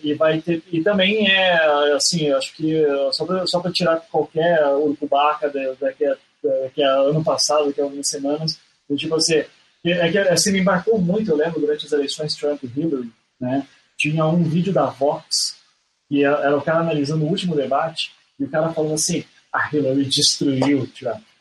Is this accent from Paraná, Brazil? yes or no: yes; Curitiba, Paraná, Brazil; eu sou de Curitiba